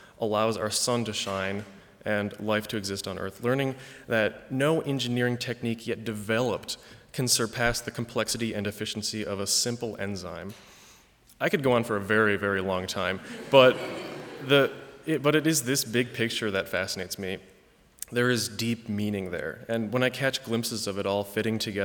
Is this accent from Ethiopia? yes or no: no; East Lansing, Michigan, United States; I grew up in East Lansing, Michigan, although my parents are from Canada and Hong Kong